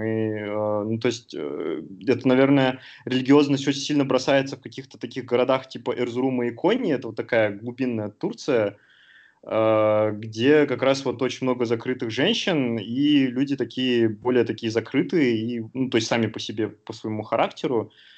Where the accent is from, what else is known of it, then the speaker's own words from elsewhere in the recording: Sterlitamak, Bashkortostan, Russia; moved away as an adult; also born or lived in Uzbekistan / Moscow; now in Istanbul, Turkey; Я закончил школу в республике Башкортостан, а в небольшом городке Стерлитамак